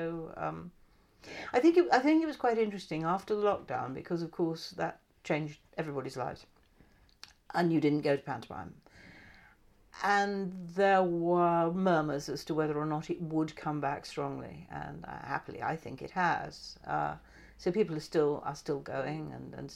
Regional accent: Christchurch, South West England, United Kingdom; I was brought up in Christchurch

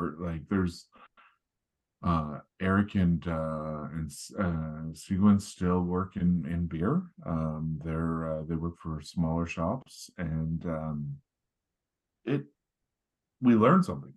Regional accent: Sault Ste. Marie, Ontario, Canada; now in south of Barrie, Canada; I was born and raised in Sault Ste. Marie

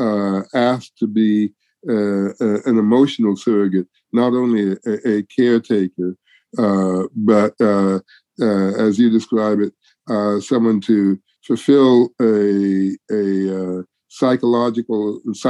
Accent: Detroit, Michigan, United States; moved away; also born or lived in Houston; I was born in Detroit.

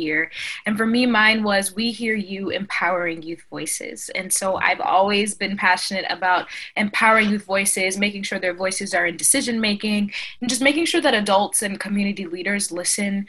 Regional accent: Cambridge, Massachusetts, United States; also born or lived in Syracuse, New York; I grew up in Cambridge, Massachusetts, and my family's from Haiti.

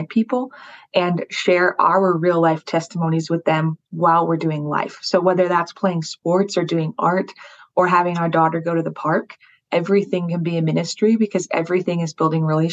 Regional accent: Colorado Springs, Colorado, United States; moved away as an adult; now in Rome, Italy; We moved from Colorado Springs, where we were born and raised, to Rome, to a big city

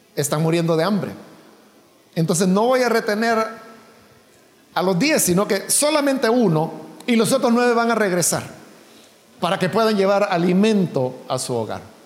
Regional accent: El Salvador

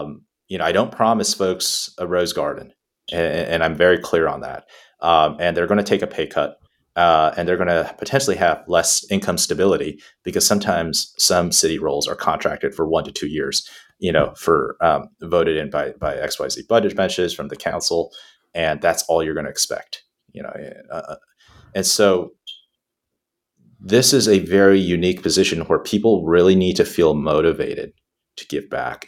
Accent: Houston, Texas, United States; the diversity was very similar to how I grew up down in Texas, both heavy Spanish-speaking population

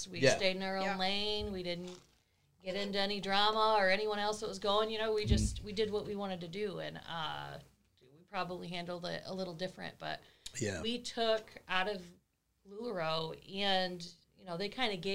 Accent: Monroe, Michigan, United States; So I have born and raised in Monroe

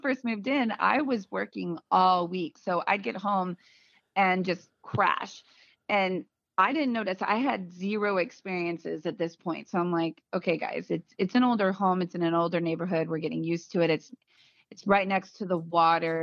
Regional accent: Virginia Beach, Virginia, United States; also born or lived in Portsmouth, Virginia; we're from Virginia Beach

